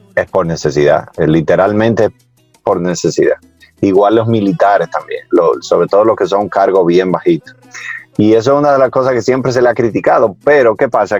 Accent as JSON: {"language": "Spanish", "country": "Dominican Republic", "tie": "born or raised there", "said": "yo nací aquí"}